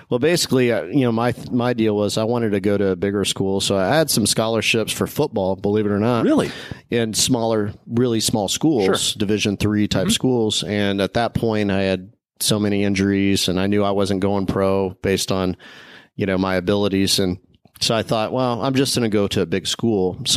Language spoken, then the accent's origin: English; Midwest, United States; I mean, he hired me because I was from the Midwest.